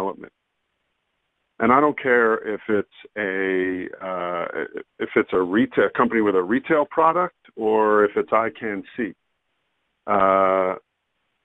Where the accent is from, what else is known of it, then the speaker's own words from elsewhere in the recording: United States; also born or lived in Canada; now in Israel; I'm an American. I also am a naturalized Canadian that's living there for years. And I'm an Israeli as well. And I currently reside in Israel.